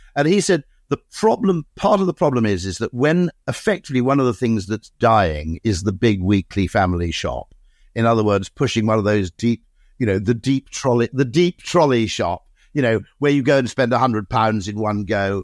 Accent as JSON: {"language": "English", "town": "Monmouth", "region": "Wales", "country": "United Kingdom", "tie": "born or raised there", "said": "I grew up in Monmouth"}